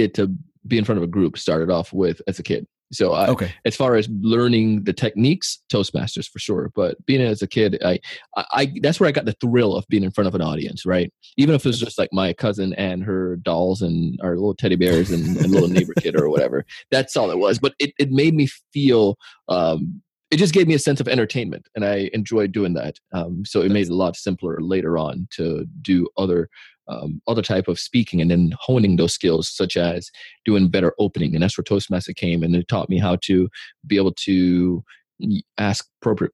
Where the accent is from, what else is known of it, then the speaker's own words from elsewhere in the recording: Jamaica; As a kid, I grew up in Jamaica